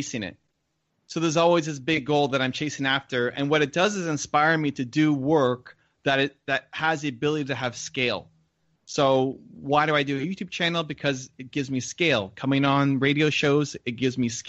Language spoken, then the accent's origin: English; Toronto, Ontario, Canada; I'm connected with this organization here in my hometown of Toronto